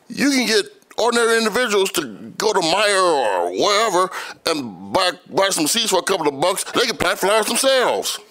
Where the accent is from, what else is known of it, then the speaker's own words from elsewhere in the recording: Grand Rapids, Michigan, United States; I'm from Grand Rapids.